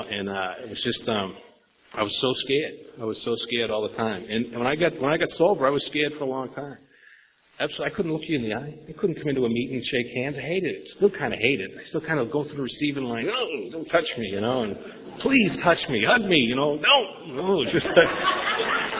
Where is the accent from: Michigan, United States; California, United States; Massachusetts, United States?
Massachusetts, United States; Boston; now in San Diego, United States; I grew up in Boston area with five other brothers.